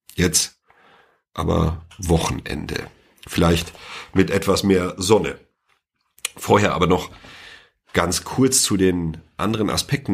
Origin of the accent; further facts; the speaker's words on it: Sauerland, North Rhine-Westphalia, Germany; now in near Freiburg, Germany; komme ich ja ursprünglich aus dem Sauerland, aber ich bin nicht umsonst in die Nähe von Freiburg gezogen